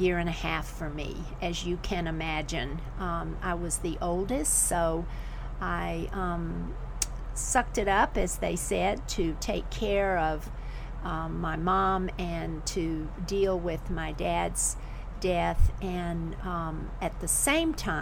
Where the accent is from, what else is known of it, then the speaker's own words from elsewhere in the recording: the South, United States; also born or lived in Florida / South Carolina; I grew up in Florida and South Carolina